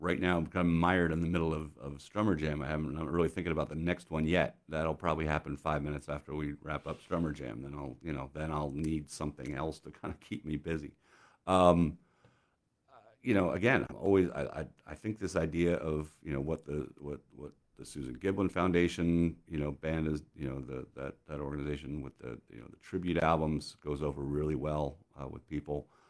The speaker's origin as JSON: {"language": "English", "country": "United States", "said": "a 17 year old American kid"}